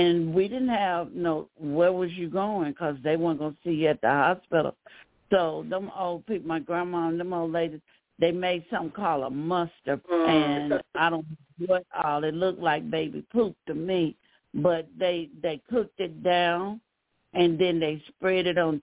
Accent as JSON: {"language": "English", "region": "the South", "country": "United States", "tie": "born or raised there", "said": "I grew up in the South"}